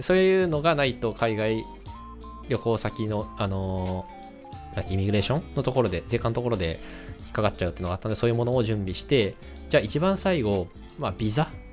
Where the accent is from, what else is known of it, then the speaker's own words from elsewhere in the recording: Tochigi, Japan; moved away; 俺の田舎栃木県、あの、地元、実家栃木県なんですけども